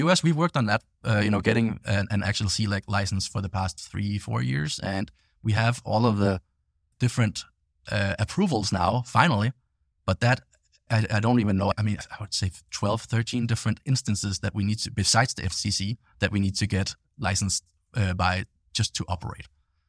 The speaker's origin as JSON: {"language": "English", "country": "Denmark", "second_language": "English", "said": "and I'm from Denmark myself originally, so you know, hence the funny accent."}